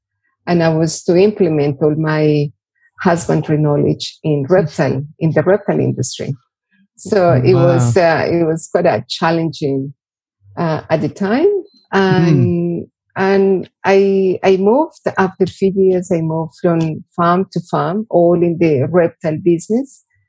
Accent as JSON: {"language": "English", "town": "Bogota", "region": "Bogotá", "country": "Colombia", "second_language": "English", "moved": "as an adult", "lives_now": "Darwin, Australia", "said": "I am originally from Bogota, the capital city of Colombia."}